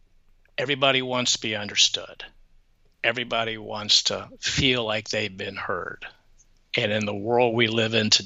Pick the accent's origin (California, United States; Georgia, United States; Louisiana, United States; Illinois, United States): Georgia, United States; Atlanta; I grew up in Atlanta, so I know what it was like to go to church on Sundays